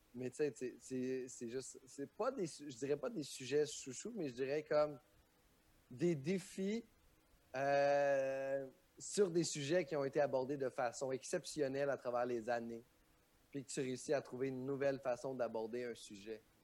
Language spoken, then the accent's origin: French; Quebec, Canada; on a un beau milieu au Québec